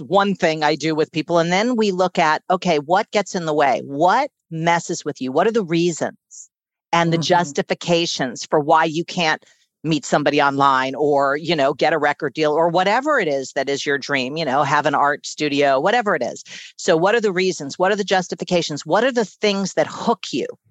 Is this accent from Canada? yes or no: no; New York City, New York, United States; I was born and raised in Manhattan